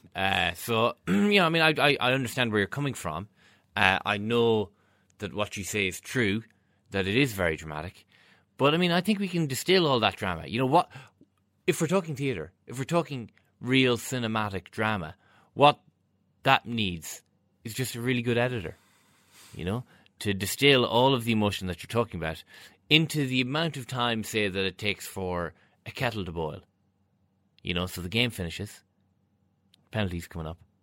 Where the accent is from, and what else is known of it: Ireland